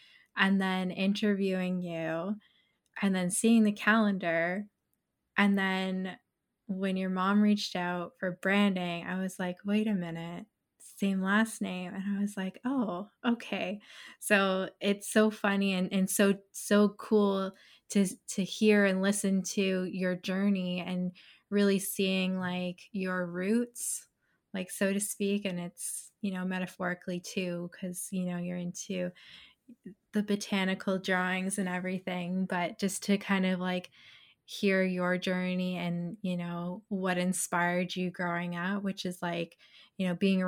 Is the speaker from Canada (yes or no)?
yes; Stony Creek, Ontario, Canada; also born or lived in Burlington; I'm originally from Stony Creek, but lived in Burlington for a while.